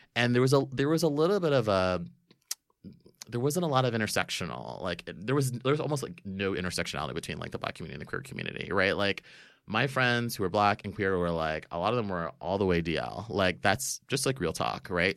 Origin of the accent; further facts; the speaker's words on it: Florida, United States; growing up in Florida